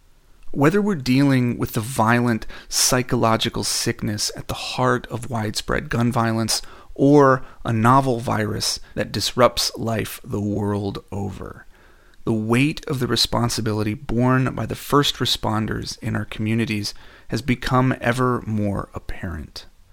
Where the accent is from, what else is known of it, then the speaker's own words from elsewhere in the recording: Dayton, Ohio, United States; here in my hometown of Dayton, Ohio.